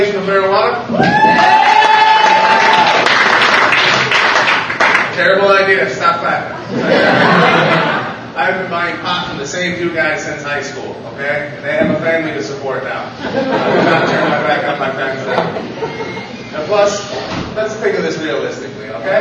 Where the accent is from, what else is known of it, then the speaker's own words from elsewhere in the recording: Loves Park, Illinois, United States; I am from Love's Park